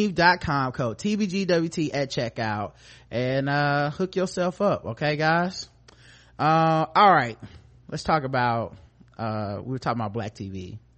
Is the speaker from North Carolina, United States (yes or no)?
yes; Charlotte, North Carolina, United States; we're from Charlotte